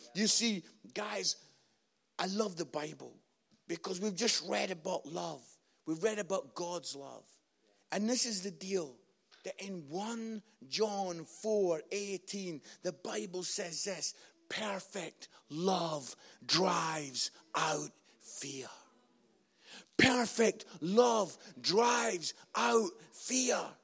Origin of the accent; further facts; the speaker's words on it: Scotland, United Kingdom; I'm Scottish